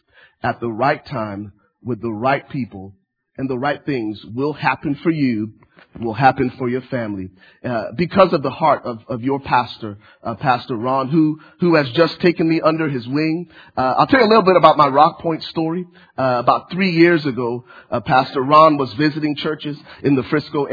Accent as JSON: {"language": "English", "country": "Liberia", "moved": "yes", "lives_now": "United States", "said": "I'm originally from Liberia, West Africa. My family was granted political asylum back in 1993, and my family relocated to the States."}